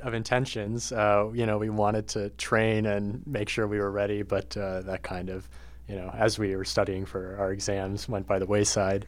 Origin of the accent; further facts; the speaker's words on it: Berlin, New Hampshire, United States; moved away; I'm from Berlin, New Hampshire. It's a very rural, small town